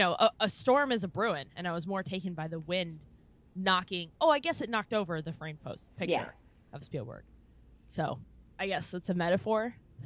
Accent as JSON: {"language": "English", "town": "San Diego", "region": "California", "country": "United States", "said": "I'm from San Diego."}